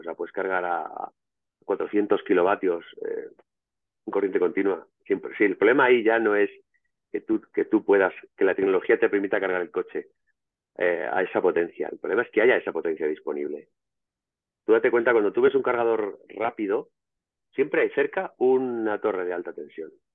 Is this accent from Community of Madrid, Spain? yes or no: yes; Madrid, Community of Madrid, Spain; donde yo me crié en Madrid